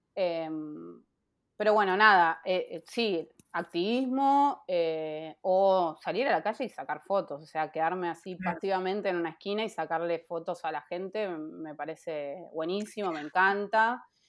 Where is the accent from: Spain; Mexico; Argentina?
Argentina; Castelar, Buenos Aires Province; yo me crié en Castelar hasta los 21 años